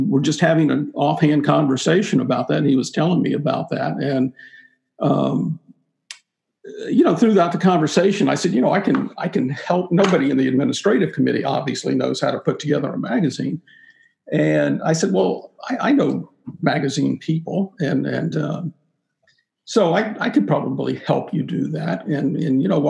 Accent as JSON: {"language": "English", "region": "Florida", "country": "United States", "tie": "born or raised there", "also_born_or_lived": "Atlanta, Georgia / Fernandina Beach, Florida", "moved": "as an adult", "said": "I grew up in Florida."}